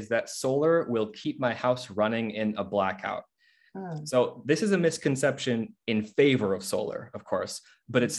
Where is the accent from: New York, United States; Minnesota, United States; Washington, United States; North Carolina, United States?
Washington, United States; Seattle; I'm from the Seattle area